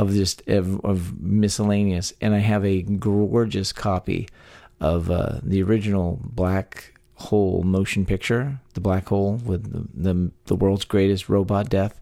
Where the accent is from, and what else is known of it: Texas, United States; born or raised there